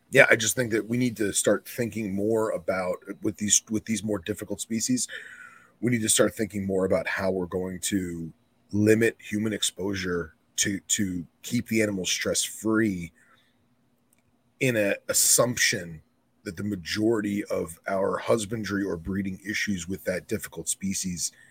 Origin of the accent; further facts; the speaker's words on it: Savannah, Georgia, United States; I'm from Savannah Boelens